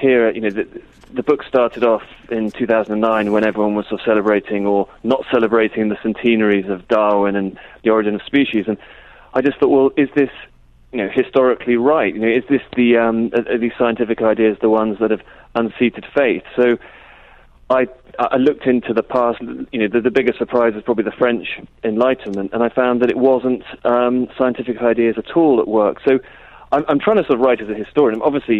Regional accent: United Kingdom; Yeah, I think it probably is.

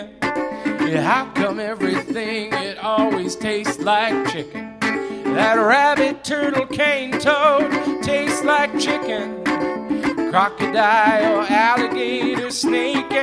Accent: Canada; I grew up in Canada

